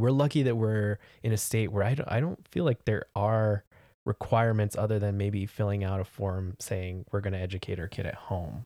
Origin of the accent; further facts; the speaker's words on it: California, United States; moved away as an adult; I grew up in California